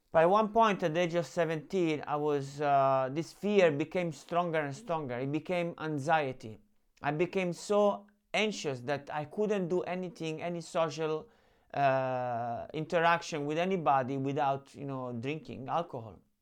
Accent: Rome, Lazio, Italy; I grew up in Rome

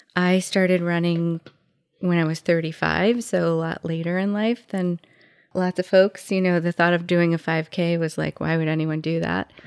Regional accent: Waterbury, Connecticut, United States; now in Middlebury, United States; I grew up in Waterbury.

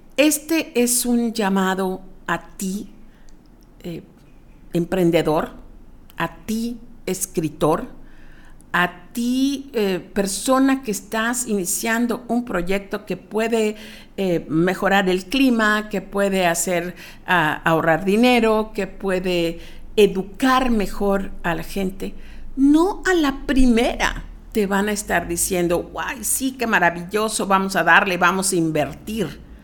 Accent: Mexico; como mexicanos, no estamos educados

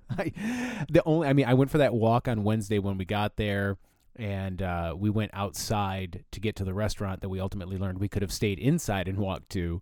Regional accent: Flint, Michigan, United States; I grew up in Flint

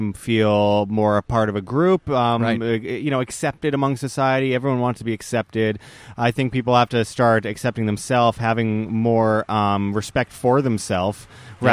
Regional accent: Winnipeg, Manitoba, Canada; moved away; also born or lived in Las Vegas / Mexico; I'm originally from Winnipeg, Canada, but I've been living for a few years in Las Vegas

